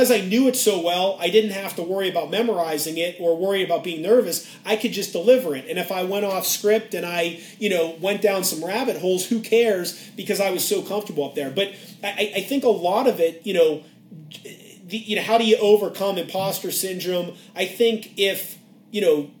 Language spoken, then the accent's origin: English; Pittsburgh, Pennsylvania, United States; moved away; I grew up in Pittsburgh